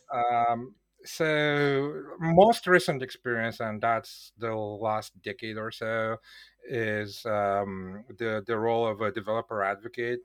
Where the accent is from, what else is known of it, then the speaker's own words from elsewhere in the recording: Bulgaria; now in Poland; I was born in Bulgaria